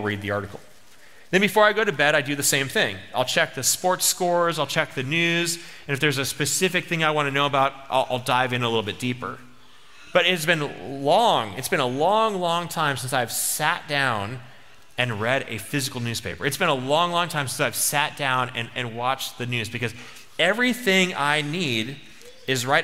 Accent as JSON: {"language": "English", "country": "United States", "said": "I'm American"}